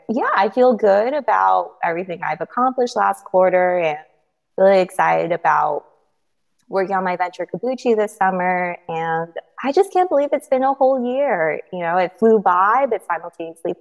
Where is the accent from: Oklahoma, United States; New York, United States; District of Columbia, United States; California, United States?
California, United States; Bay Area; also born or lived in Philadelphia; I grew up in the Bay Area in a very STEM family